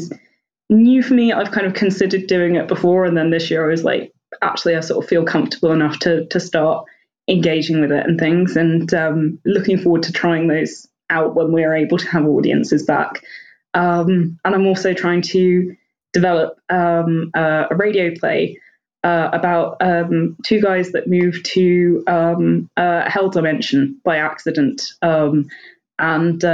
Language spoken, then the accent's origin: English; London, United Kingdom; moved away as an adult; now in York, United Kingdom; I'm originally from London and then came up to York for university a few years ago and then just sort of forgot to move home